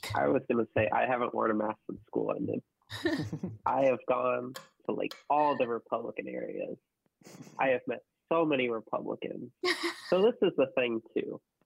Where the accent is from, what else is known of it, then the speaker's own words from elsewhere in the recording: Central Illinois, United States; where I'm from, I'm from Central Illinois